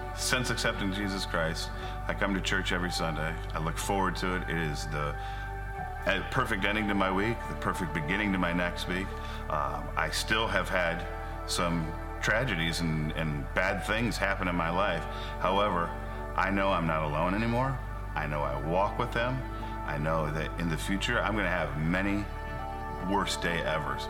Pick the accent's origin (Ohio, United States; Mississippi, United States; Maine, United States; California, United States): Ohio, United States; Tiffin; I grew up in the Tiffin area